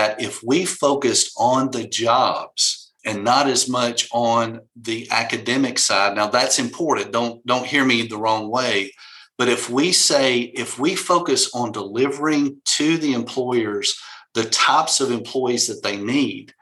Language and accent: English; Tuscaloosa, Alabama, United States; we're from Tuscaloosa